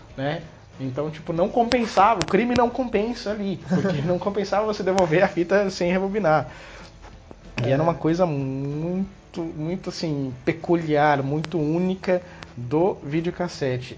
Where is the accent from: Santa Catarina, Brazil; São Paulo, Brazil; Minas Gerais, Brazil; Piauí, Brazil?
São Paulo, Brazil; Taubaté; eu sou de Taubaté